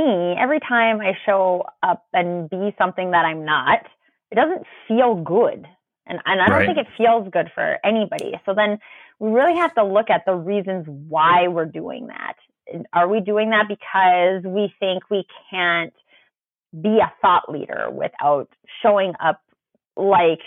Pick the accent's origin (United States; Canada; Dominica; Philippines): Canada; I'm Canadian